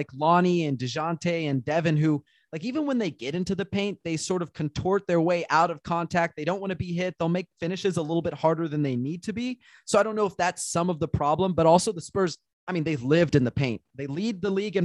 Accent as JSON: {"language": "English", "town": "San Antonio", "region": "Texas", "country": "United States", "tie": "born or raised there", "moved": "yes", "said": "I grew up in San Antonio"}